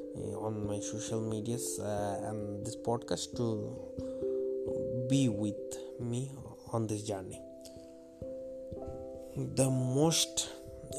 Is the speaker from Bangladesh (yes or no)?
yes; Bangladesh; English is a second language; I'm from Bangladesh